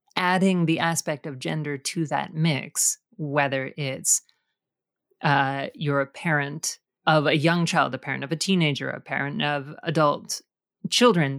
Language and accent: English; Canada; It is an interesting thing with Canadian culture that we, I think, are more careful about what we project into the world